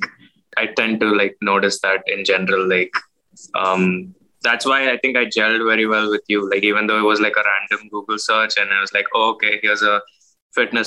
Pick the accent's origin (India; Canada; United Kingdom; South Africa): India; Mumbai, Maharashtra; moved away as an adult; also born or lived in United States; now in Michigan, United States; I was born in Mumbai, India. That was 1994. I grew up, you know, in Mumbai, in the suburbs.